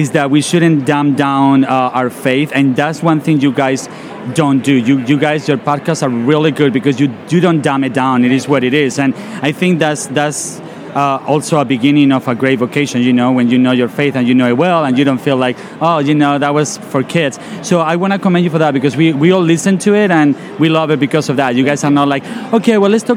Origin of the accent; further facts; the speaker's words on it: Spain; now in Simi Valley, United States; I'm originally from Spain, but I am a priest here in California, Simi Valley